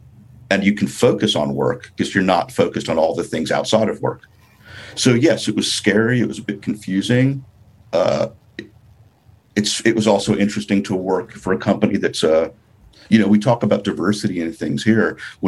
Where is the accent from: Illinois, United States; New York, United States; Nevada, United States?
New York, United States; New York City; moved away as an adult; also born or lived in Los Angeles / Herzogenaurach, Germany; growing up in New York and moving